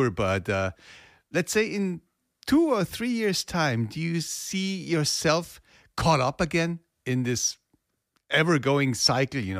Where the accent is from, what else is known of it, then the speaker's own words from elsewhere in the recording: Chicago, Illinois, United States; That, I grew up in Chicago.